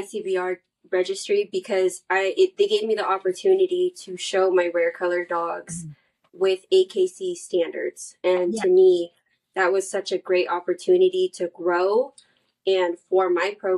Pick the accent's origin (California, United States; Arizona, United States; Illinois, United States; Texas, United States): California, United States; I'm from Cali